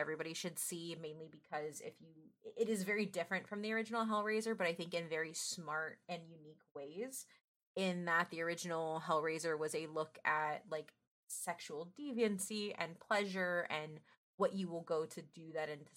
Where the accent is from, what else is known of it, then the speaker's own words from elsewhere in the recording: United States; I am American, but I am brown.